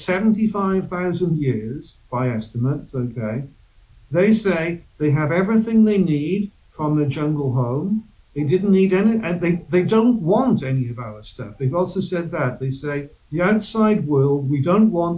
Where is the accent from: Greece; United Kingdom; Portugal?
United Kingdom; Wales; moved away; I'm from the UK, I'm from Britain, I'm from Wales originally